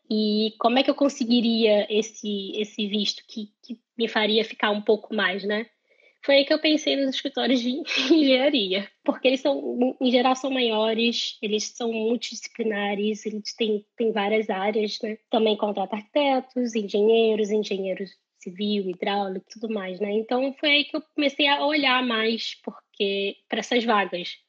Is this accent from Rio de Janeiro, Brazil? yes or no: yes; Rio de Janeiro, Brazil; moved away as an adult; now in Ireland; venho do Rio de Janeiro